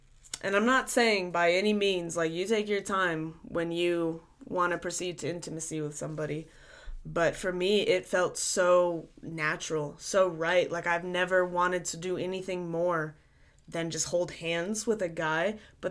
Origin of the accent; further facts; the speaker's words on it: the South, United States; growing up in the South, just the way that things are down here